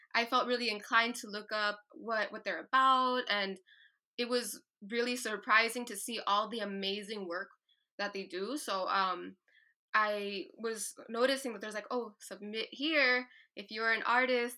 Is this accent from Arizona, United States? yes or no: yes; Tucson, Arizona, United States; being from Tucson, Arizona, being the eldest daughter of immigrants